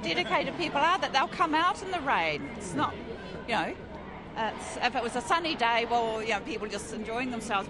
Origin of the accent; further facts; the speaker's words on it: Waikato, New Zealand; moved away; also born or lived in Christchurch; I grew up in the Waikato and then lived in Christchurch.